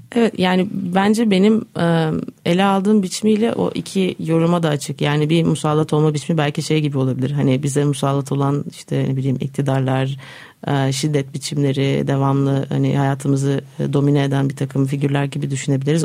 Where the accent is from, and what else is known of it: Istanbul, Turkey; born or raised there; also born or lived in Netherlands